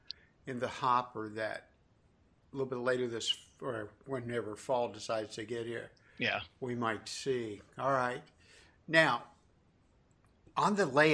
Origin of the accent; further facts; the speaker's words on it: Huntington, West Virginia, United States; I'm from the Huntington area